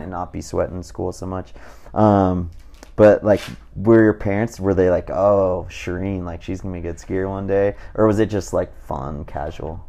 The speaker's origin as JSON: {"language": "English", "region": "Southern California", "country": "United States", "tie": "born or raised there", "said": "growing up in Southern California"}